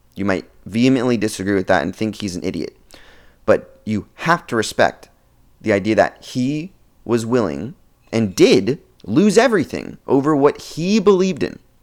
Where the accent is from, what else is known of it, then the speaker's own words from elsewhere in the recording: Oregon, United States; I'm from Oregon